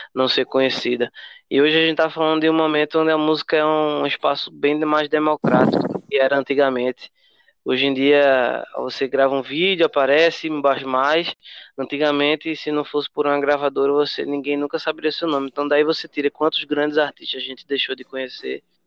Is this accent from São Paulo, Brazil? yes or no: no; Carpina, Pernambuco, Brazil; also born or lived in Recife / Escada; now in Vitória de Santo Antão, Brazil; eu nasci em Recife, né, Joyce também, a gente nasceu em Recife, e, mas eu cresci no interior, cresci em Carpina. me considero de Carpina, apesar de ter saído lá novo, mas aí já morei em vários lugares, morei em Escada. Atualmente eu moro em Vitória